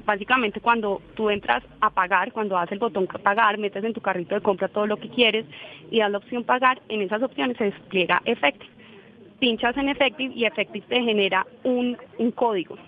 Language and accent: Spanish; Colombia; estamos en Colombia